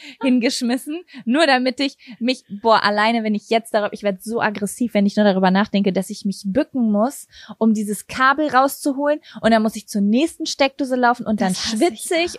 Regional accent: Berlin, Germany; first language German; bei uns in Berlin

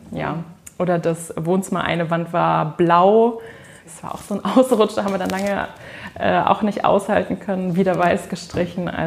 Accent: Lower Saxony, Germany; Nein, ich komme aus dem Landkreis Peine, also so 25 Kilometer von hier, aus einem kleinen Dorf.

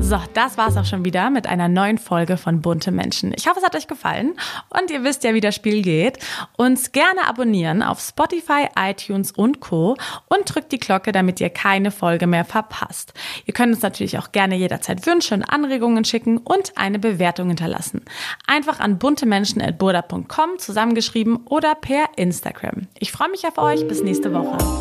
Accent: Germany; bei uns in Deutschland, weil wir Deutschen haben

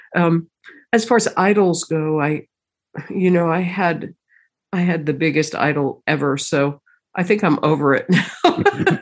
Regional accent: United States; being American has been interesting.

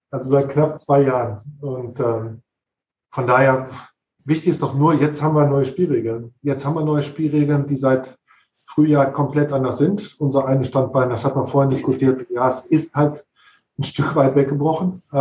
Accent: North Rhine-Westphalia, Germany; Ich bin, bin ursprünglich eigentlich Ostwestfale

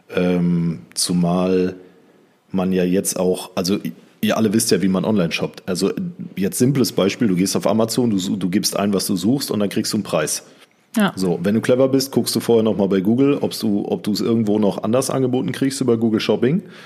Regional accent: North Rhine-Westphalia, Germany; Aber wir kommen eigentlich aus Südwestfalen

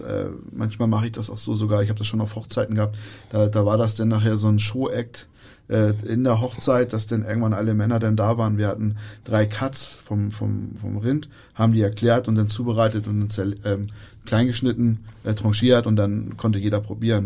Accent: Germany; wir als Deutsche

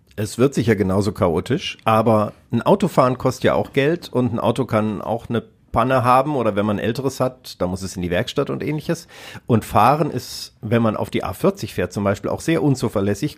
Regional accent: Kassel, Hesse, Germany; moved away; in Kassel in meiner alten Heimatstadt

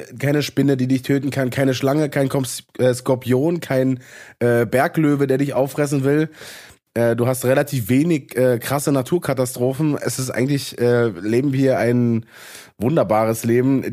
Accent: eastern Brandenburg, Germany; da, wo ich herkomme, in Ost, im Osten aus Brandenburg

